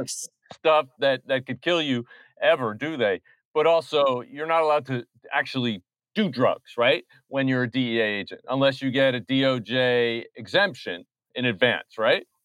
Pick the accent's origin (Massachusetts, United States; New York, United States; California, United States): New York, United States; New York City